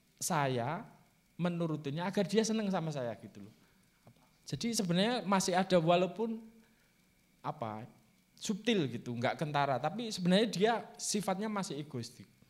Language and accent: Indonesian; Java, Indonesia; first language Javanese; Indonesian is a second language; saya itu orang Jawa